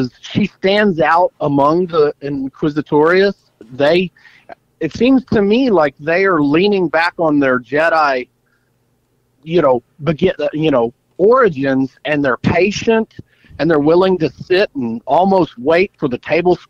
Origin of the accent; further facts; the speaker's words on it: Texas, United States; as a Texan, I appreciate that the word y'all has been introduced into the Star Wars lexicon.